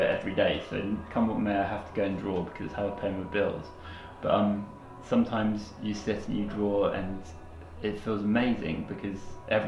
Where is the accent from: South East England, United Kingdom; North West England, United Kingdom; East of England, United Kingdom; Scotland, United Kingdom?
South East England, United Kingdom; Brighton; I'm from Brighton and I've grown up around the elms